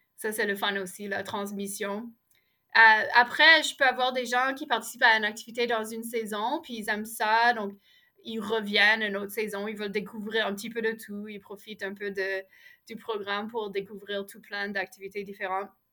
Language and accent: French; Ottawa, Ontario, Canada; now in Montreal, Canada; je suis née à Ottawa, j'ai grandi là